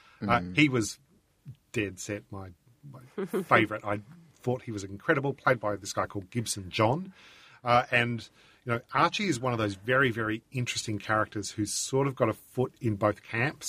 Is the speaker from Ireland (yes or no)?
no; Australia